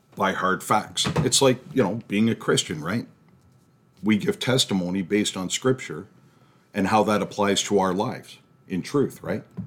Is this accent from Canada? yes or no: yes; Canada; we're from Canada